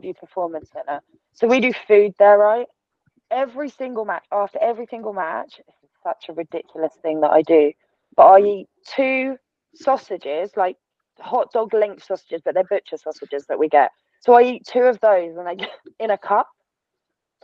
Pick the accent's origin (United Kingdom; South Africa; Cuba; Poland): United Kingdom; Essex, East of England; I am from Essex. Like, I was born there. I grew up with all of the girls with the teeth and the tan and the extensions and the bright blonde hair.